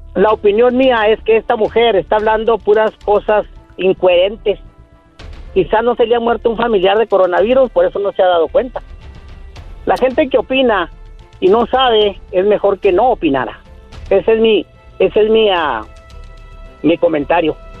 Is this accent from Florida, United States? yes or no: no; El Paso, Texas, United States; Yo soy de acá del Chuco, Texas